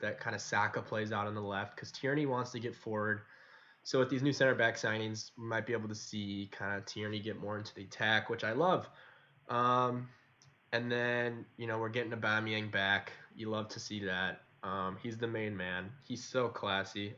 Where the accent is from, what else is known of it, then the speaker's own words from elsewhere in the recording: United States; we're some American lads